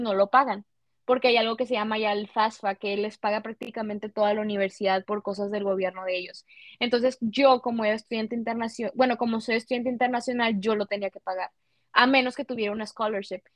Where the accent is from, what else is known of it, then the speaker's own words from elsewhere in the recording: Reynosa, Tamaulipas, Mexico; yo soy mexicana